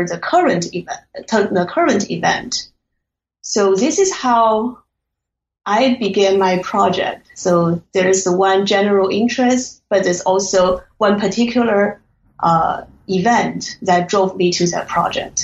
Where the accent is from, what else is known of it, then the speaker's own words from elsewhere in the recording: China; moved away as an adult; also born or lived in Hong Kong / United States; now in Michigan, United States; I grew up in China